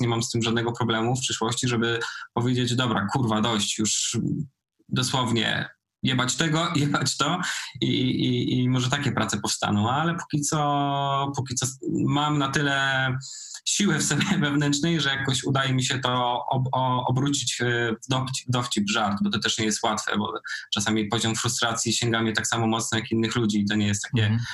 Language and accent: Polish; Nowa Sól, Lubusz Voivodeship, Poland; moved away; also born or lived in Poznań; oryginalnie jestem z podziemnej góry, z Nowej Soli.